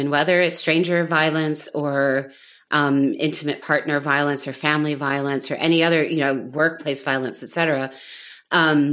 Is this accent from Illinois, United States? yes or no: yes; Chicago, Illinois, United States; now in Berlin, Germany; growing up in the United States, for us, or for basically white suburban kids